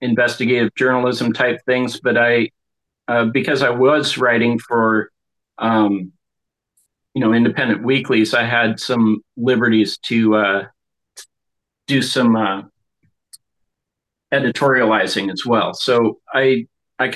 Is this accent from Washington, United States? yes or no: yes; Seattle, Washington, United States; also born or lived in East Coast / Haiti / Florida; now in Bellingham, United States; came out here when I was about 4 and kind of hopped around in the Seattle metro area, in the suburbs and the city itself